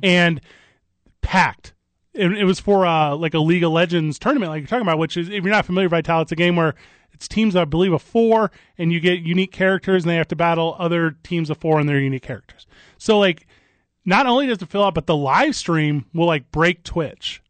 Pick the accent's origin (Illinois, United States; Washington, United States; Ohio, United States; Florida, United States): Illinois, United States; Illinois side of the St. Louis area, United States; moved away; I grew up, the Mississippi River separates these two states, Illinois and Missouri. And I grew up on the Illinois side.